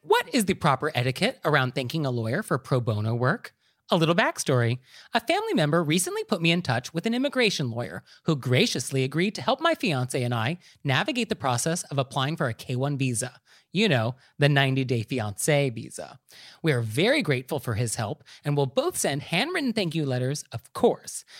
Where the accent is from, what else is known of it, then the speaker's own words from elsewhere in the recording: Marin County, California, United States; I'm actually from Marin County, and we are famous for our hot tubs